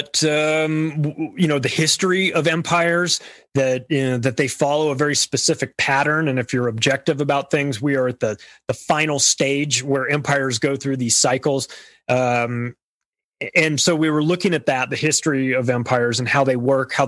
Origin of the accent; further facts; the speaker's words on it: United States; I'm an American born here, have lived here my whole life